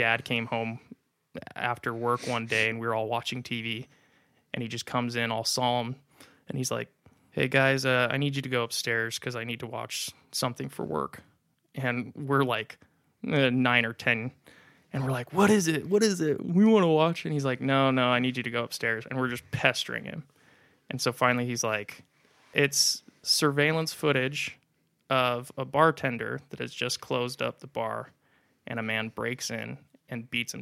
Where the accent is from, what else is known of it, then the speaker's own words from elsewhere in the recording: Las Vegas, Nevada, United States; I'm from Las Vegas. I was born and raised.